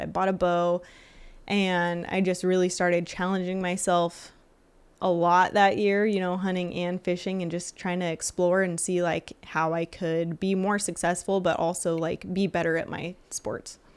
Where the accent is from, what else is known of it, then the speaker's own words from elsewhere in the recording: Lake Isabella, California, United States; born and raised in Lake Isabella.